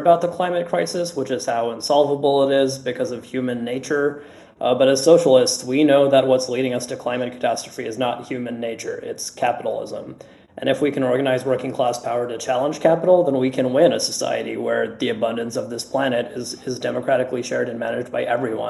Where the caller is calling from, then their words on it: Washington, District of Columbia, United States; I'm on DSA's Green New Deal campaign committee, and I'm calling from Washington, D.C. on Piscataway land.